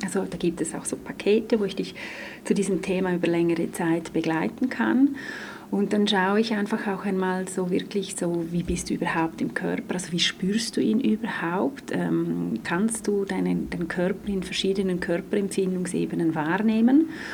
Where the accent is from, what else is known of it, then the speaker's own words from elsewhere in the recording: Graubünden, Switzerland; now in Zurich, Switzerland; ich komme ursprünglich aus Graubünden, lebe aber schon länger in Zürich